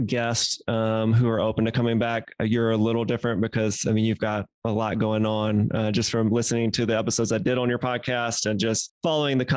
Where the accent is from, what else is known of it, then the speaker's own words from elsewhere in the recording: Mississippi, United States; moved away; I am originally from Mississippi.